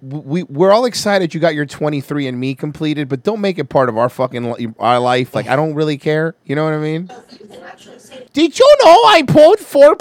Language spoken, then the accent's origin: English; Phoenix, Arizona, United States; Ma'am, again, I'm from Phoenix.